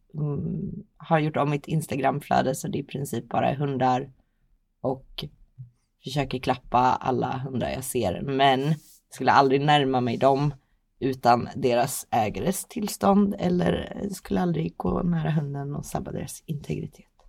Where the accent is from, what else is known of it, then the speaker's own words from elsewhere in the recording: Linköping, Östergötland, Sweden; jag kommer från Linköping